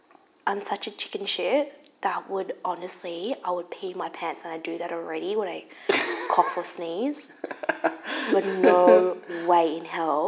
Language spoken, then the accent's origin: English; Melbourne, Victoria, Australia; I was brought up in Melbourne and I was quite young.